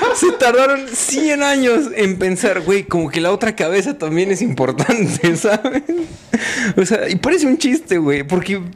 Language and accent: Spanish; Mexico